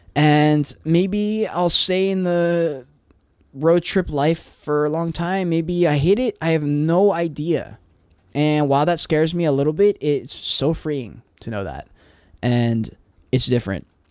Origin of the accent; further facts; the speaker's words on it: Charleston, South Carolina, United States; I'm living in Charleston, my hometown